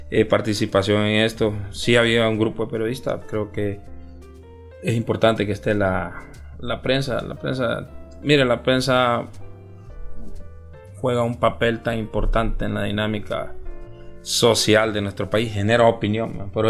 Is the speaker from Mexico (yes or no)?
no; Olancho, Honduras; now in Tegucigalpa, Honduras; yo, soy de, del área rural {S0} del {S255} país.